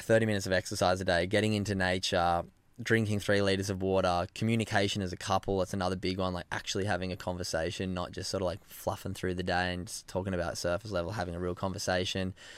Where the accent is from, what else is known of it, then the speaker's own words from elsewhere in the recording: Narrabeen, New South Wales, Australia; moved away as an adult; also born or lived in Byron Bay; now in Gold Coast, Australia; where I grew up in Narrabeen